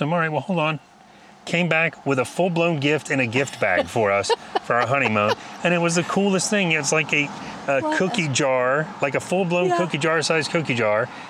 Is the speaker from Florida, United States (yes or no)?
yes; Central Florida, United States; I'm from Central Florida